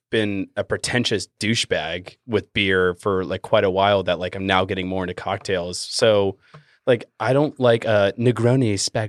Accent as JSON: {"language": "English", "town": "Boston", "region": "Massachusetts", "country": "United States", "accent": "Boston", "said": "if my Boston accent comes out"}